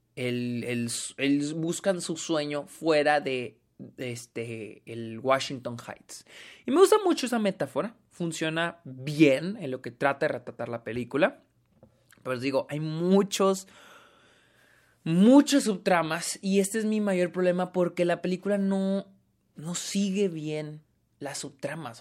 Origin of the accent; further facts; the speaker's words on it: Mexico; yo soy mexicano